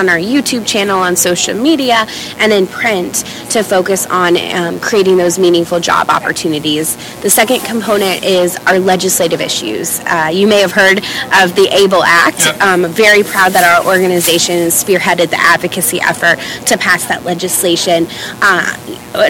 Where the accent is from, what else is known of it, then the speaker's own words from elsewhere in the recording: Kansas City, United States; I grew up in Kansas City, not too far from Chicago here